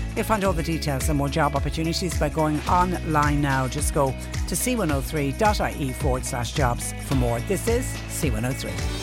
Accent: Clonmel, Munster, Ireland; moved away; I'm originally from Clonmel, and that ah. obviously is how we greet each other, and it isn't quite a Cork thing

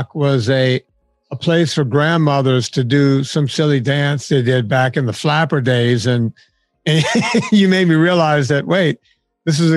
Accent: Cajun country, Louisiana, United States; I grew up in Cajun country, but there were just this enclave of Italians in my hometown

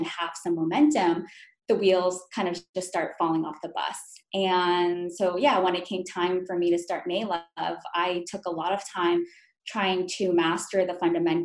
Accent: Calabasas, California, United States; also born or lived in New York; I'm Korean American, and so I was born in New York and raised in Calabasas, California

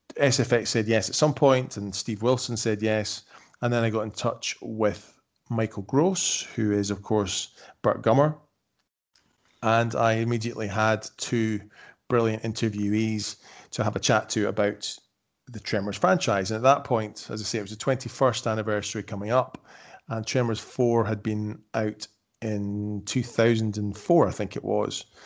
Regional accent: Edinburgh, Scotland, United Kingdom; moved away; I'm from Edinburgh, I was born in Edinburgh, by that point we were living in the Highlands of Scotland.

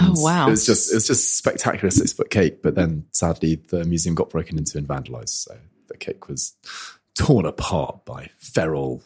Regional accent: London, United Kingdom; I was born in Guy's Hospital. And I still live in Southwark

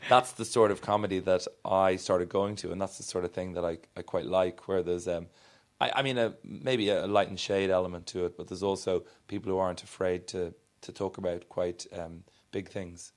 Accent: Ireland; I am Irish

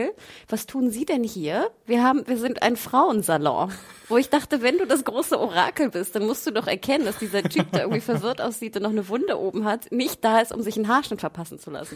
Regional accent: Northern Germany, Germany; bei uns im Norden

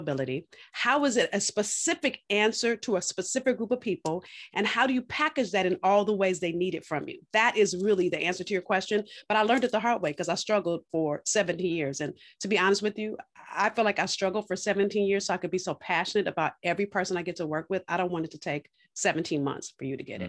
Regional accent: California, United States; now in Boston, United States; I'm from California, moved to Boston.

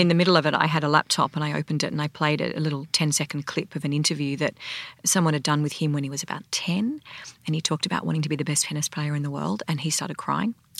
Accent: Sydney, New South Wales, Australia; I grew up in Sydney

